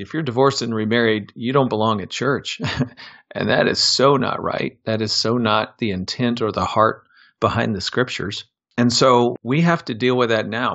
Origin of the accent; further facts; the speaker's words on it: Des Moines, Iowa, United States; I'm a Midwestern kid, born and raised in Des Moines, Iowa.